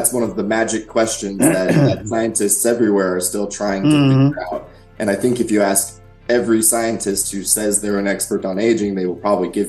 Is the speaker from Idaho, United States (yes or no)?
yes; Idaho, United States; But I think originally, I grew up in Idaho.